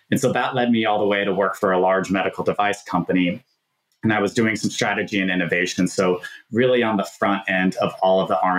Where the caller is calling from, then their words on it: Minneapolis, Minnesota, United States; I live in beautiful Minneapolis, Minnesota, and we're recording this in October